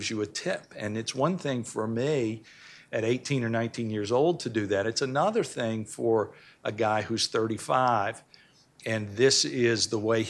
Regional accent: Memphis, Tennessee, United States; I'm originally from Memphis

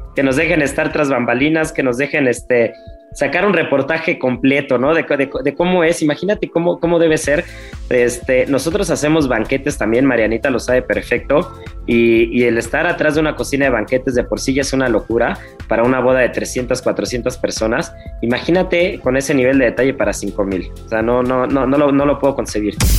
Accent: Mexico; en México

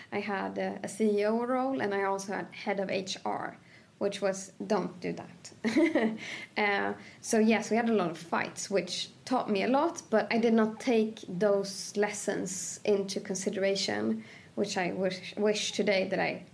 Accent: a village outside of Sandviken, Gävleborg County, Sweden; also born or lived in Cairo, Egypt; I was born and raised in a village outside of Sandviken, which is 2 hours

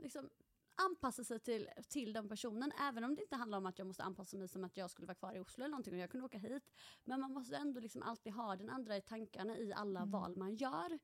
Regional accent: Halmstad, Halland County, Sweden; moved away as an adult; also born or lived in Stockholm; now in Norway; född och uppvuxen i Halmstad, flyttade till Stockholm rätt efter studenten.

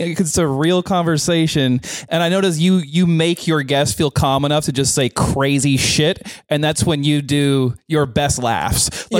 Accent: Vancouver, British Columbia, Canada; we're from Vancouver, Canada. By the way

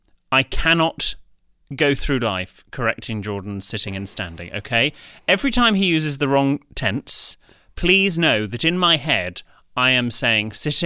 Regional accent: Scotland, United Kingdom; now in Australia; I am also an expat. More specifically, I'm a Scotsman, well done, who emigrated to Australia.

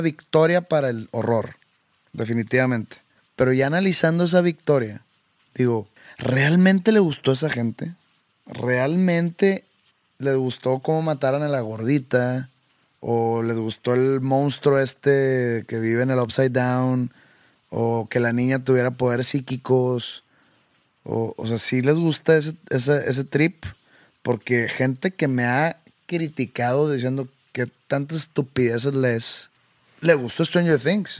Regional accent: Mexico; como mexicano, por el simple hecho de ser mexicano, por haber nacido en este país.

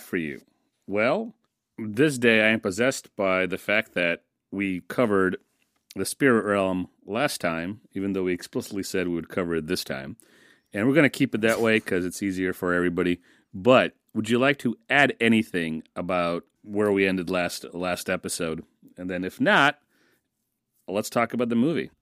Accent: United States; I grew up in the States and I started school in the States

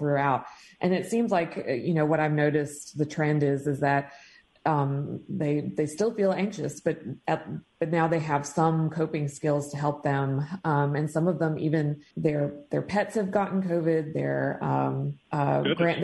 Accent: Tupelo, Mississippi, United States; now in Madison, United States; I'm from Tupelo, Mississippi

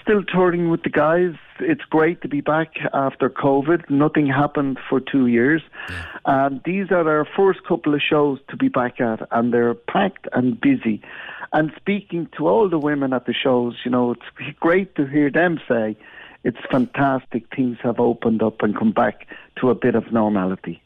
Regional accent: Gran Canaria, Canary Islands, Spain; moved away; I come from Spain, from Gran Canaria, and I work now with the boys

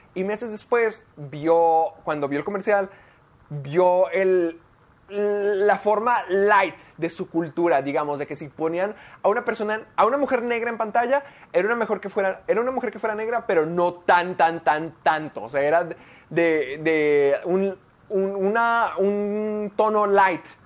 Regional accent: Mexico; tú y yo somos latinos, tú y yo somos mexicanos

